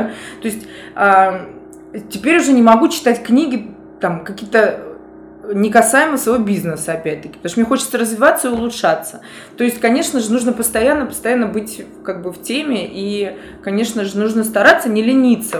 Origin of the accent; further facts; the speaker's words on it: Moscow, Russia; Я москвичка